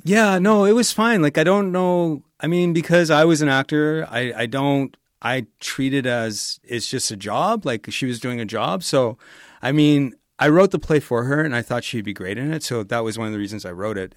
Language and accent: English; Edmonton, Alberta, Canada; I grew up in Millwoods